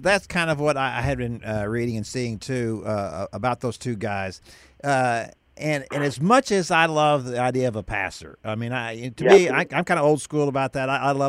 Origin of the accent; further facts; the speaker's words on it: Houston, Texas, United States; now in Dallas, United States; Oh, I was born here in Dallas. I was born in the Grove. Actually, I'm a Grove rat. I grew up in Houston.